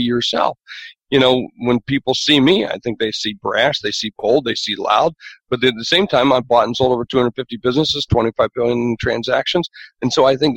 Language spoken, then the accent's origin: English; South Dakota, United States; I'm from South Dakota.